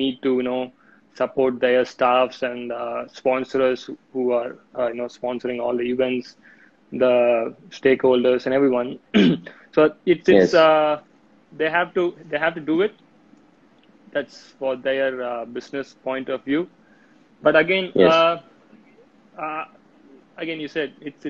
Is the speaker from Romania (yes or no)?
no; India; for us being an Indian